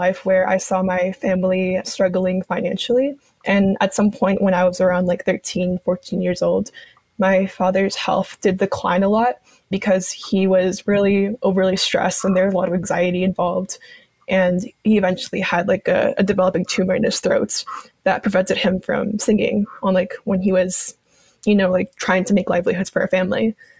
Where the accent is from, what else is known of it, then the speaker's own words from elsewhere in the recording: Bolivia; I had the really amazing opportunity to actually go back to my home country, because I would go back like every 5 years or so.